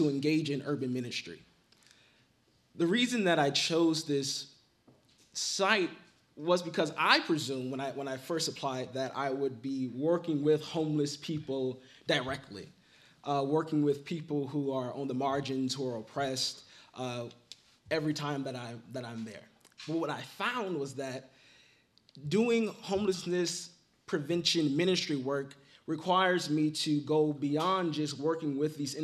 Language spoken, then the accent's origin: English; Los Angeles, California, United States; moved away as an adult; I'm from Los Angeles, California, South Central Los Angeles, to be specific